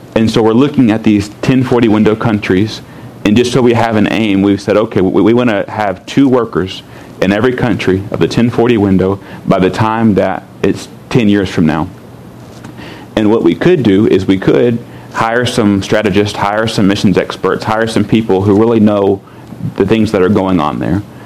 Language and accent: English; United States; I'm an American